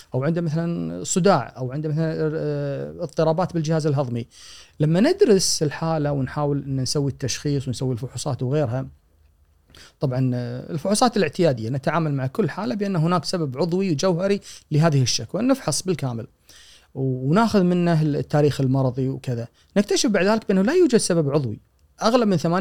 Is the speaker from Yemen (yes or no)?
no; Kuwait; عندنا بالكويت